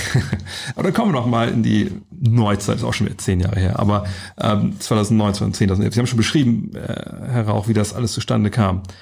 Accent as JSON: {"language": "German", "region": "Lower Saxony", "country": "Germany", "said": "ich komme aus Niedersachsen"}